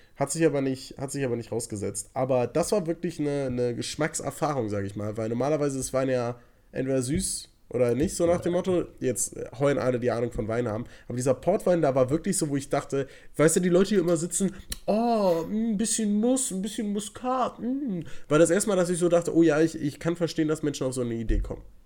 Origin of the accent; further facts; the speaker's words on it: Cologne area, North Rhine-Westphalia, Germany; now in Berlin, Germany; Wir kommen natürlich aus, äh, aus der Umkreis Köln.